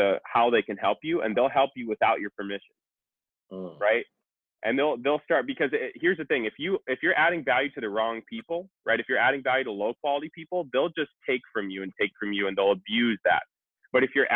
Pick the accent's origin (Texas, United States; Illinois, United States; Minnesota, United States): Minnesota, United States; I grew up in Minnesota